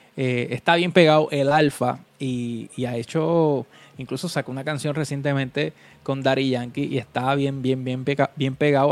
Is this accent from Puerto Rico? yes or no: yes; Vega Baja, Puerto Rico; Yo soy de Vega Baja